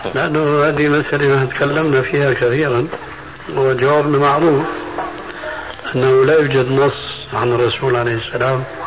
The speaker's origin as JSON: {"language": "Arabic", "country": "Syria", "said": "عندنا في الشام"}